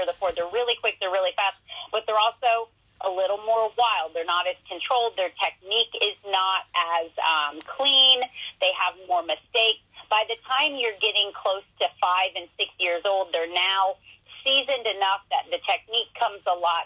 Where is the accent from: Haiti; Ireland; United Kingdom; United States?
United States; Ohio; I'm from Ohio